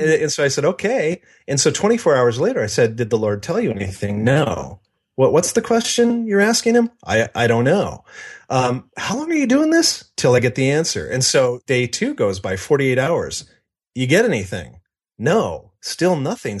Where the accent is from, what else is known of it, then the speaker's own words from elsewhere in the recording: Seattle, Washington, United States; also born or lived in Spokane; I was born in the Seattle area and lived there until I was eight years old, then moved to Spokane until I was fourteen, and then back to the Seattle area.